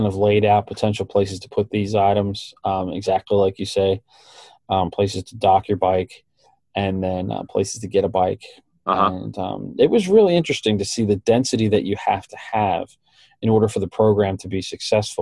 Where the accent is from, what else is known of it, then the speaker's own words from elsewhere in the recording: Baltimore, Maryland, United States; My hometown in full glory